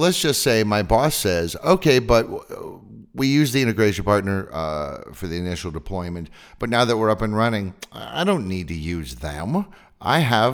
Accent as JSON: {"language": "English", "region": "California", "country": "United States", "said": "I'm from California And we Californians"}